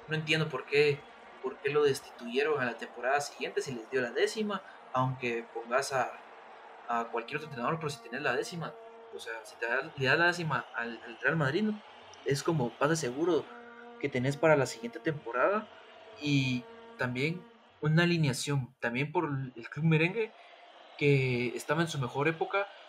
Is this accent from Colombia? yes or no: no; Guatemala; nuestra misma liga chapina